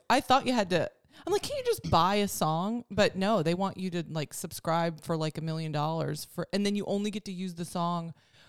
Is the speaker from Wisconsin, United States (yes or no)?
yes; Wisconsin, United States; moved away; When I go back to Wisconsin